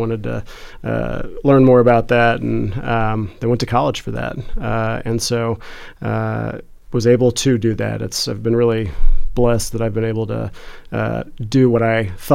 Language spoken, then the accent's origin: English; Martinsville, Indiana, United States; moved away as an adult; now in Bloomington, United States; I grew up in Martinsville, up in Morgan County